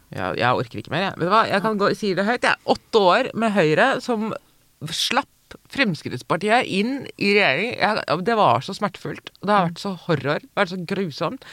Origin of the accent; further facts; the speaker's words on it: Hedmark, Innlandet, Norway; jeg er fra Hedmark